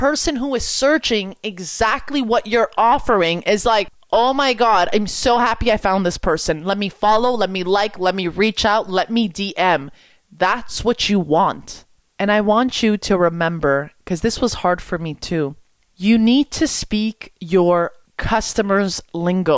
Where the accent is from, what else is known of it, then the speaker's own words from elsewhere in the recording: Quebec, Canada; I'm from Quebec. I speak French.